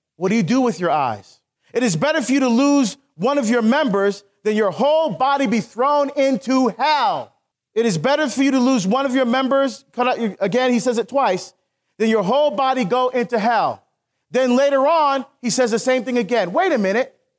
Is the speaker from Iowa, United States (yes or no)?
no; Newark, New Jersey, United States; I grew up in Newark.